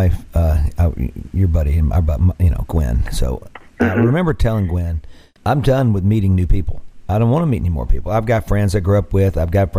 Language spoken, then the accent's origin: English; Mississippi Delta, United States; growing up in the Delta